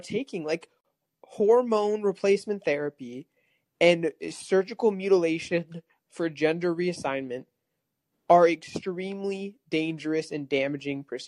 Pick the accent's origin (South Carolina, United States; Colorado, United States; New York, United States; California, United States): California, United States; moved away; I moved out of California, but I was born and raised in California